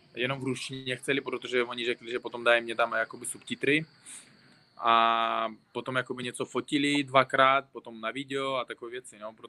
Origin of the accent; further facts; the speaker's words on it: Uzbekistan; Czech is a second language; also born or lived in Tajikistan; now in Czech Republic; já jsem narodil se v Tadžikistánu, ale z třech let bydlím v Uzbekistánu. Ale říkám, se Uzbek, ale český Uzbek už